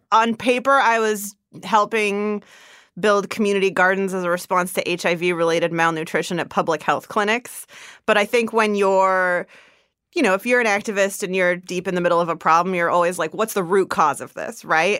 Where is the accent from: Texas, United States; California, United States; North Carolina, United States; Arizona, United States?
California, United States; East Bay, San Francisco Bay Area; also born or lived in Zimbabwe; I grew up in the Bay Area